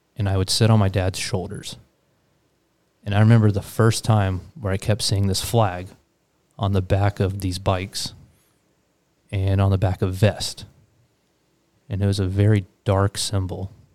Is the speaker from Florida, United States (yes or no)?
yes; Daytona Beach, Florida, United States; being a kid growing up in Daytona